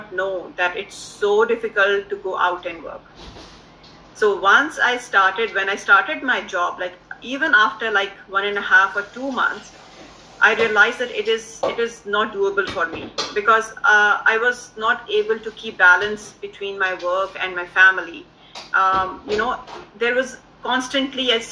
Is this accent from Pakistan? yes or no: yes; Pakistan; also born or lived in Dubai, United Arab Emirates; now in Canada; Originally, I'm from Pakistan. We moved to Canada in 2015 from Dubai.